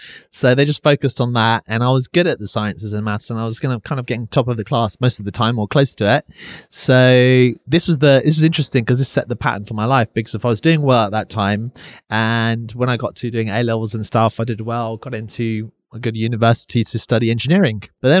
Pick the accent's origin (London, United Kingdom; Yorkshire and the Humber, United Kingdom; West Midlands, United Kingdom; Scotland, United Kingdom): London, United Kingdom; Finchley; We're in North London right now, and I was brought up in North London.